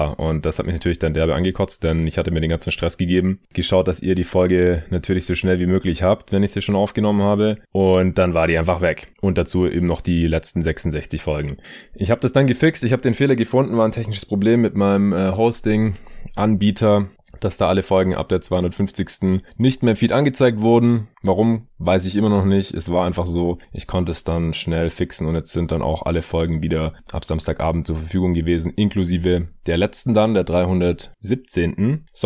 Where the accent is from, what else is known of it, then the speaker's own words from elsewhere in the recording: Stuttgart, Baden-Württemberg, Germany; wegen denen ich jetzt hier auch gerade in meiner alten Heimat in Stuttgart bin